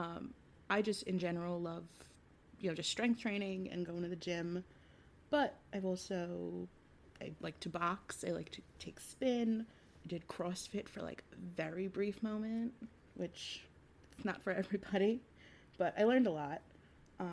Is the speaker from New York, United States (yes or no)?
yes; New York, United States; being a New Yorker